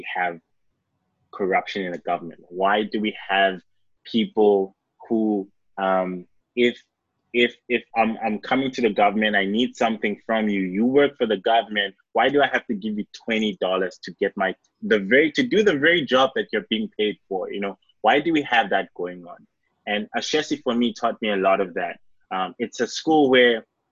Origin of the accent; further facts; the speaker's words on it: Mbabane, Eswatini; moved away; also born or lived in Ghana (ancestry); I grew up in Southern Africa